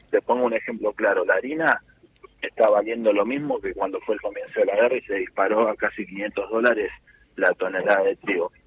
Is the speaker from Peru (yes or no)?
no; Avellaneda, Buenos Aires Province, Argentina; born or raised there